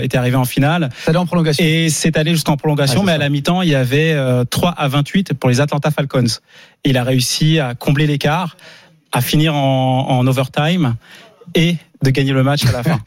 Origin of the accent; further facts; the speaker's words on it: Montreuil, Île-de-France, France; j'ai grandi à Montreuil-sous-Bois dans le 93